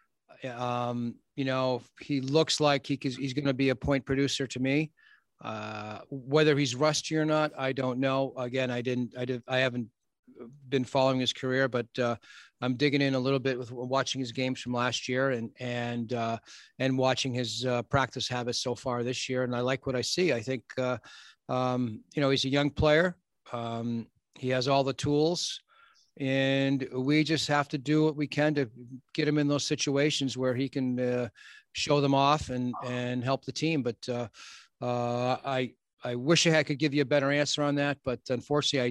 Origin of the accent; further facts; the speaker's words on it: Boston, Massachusetts, United States; moved away as an adult; also born or lived in Los Angeles; now in Philadelphia, United States; growing up in Boston